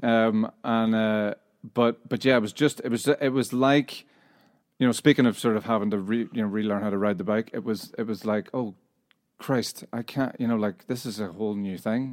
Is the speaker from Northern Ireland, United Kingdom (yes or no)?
yes; Northern Irish, Northern Ireland, United Kingdom; moved away; also born or lived in Scotland; we're a Northern Irish band